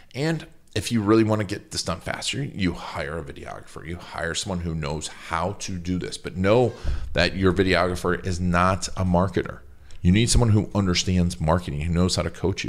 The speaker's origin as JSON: {"language": "English", "town": "Milwaukee", "region": "Wisconsin", "country": "United States", "tie": "born or raised there", "said": "Milwaukee's my hometown"}